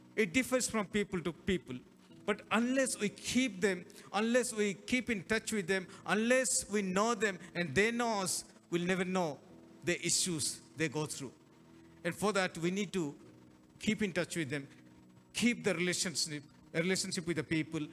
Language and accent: English; Hyderabad, Telangana, India; we are from Telangana, Hyderabad